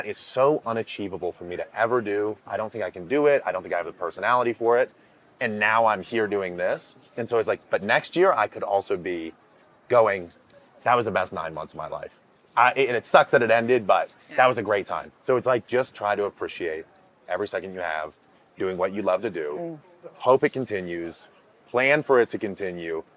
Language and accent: English; Maine, United States; I grew up in Maine